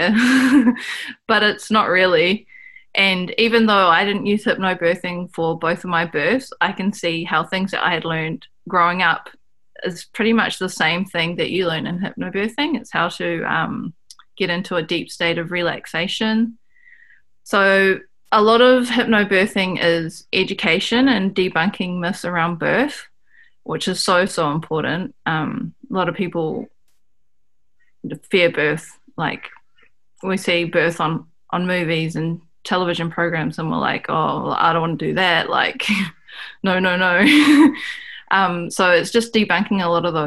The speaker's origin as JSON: {"language": "English", "region": "Auckland", "country": "New Zealand", "tie": "born or raised there", "said": "I grew up in Auckland, whereas my ancestors are from the top of the North Island of New Zealand"}